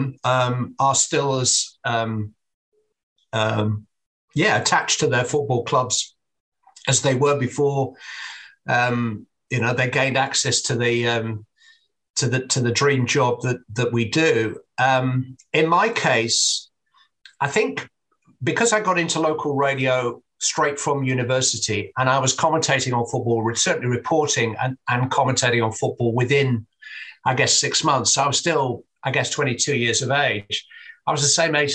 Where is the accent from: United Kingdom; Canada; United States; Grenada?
United Kingdom; England; I'm an Englishman